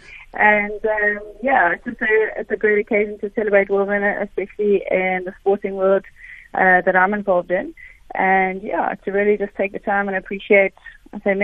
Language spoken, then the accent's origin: English; South Africa; being South African